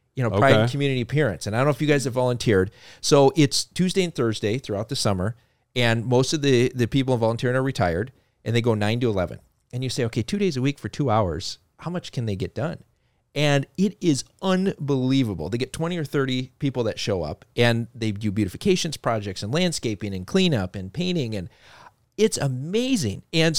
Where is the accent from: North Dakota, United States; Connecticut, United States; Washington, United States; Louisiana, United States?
North Dakota, United States; Fargo; born there; I was born in Fargo, North Dakota. So everybody doesn't know I'm from North Dakota.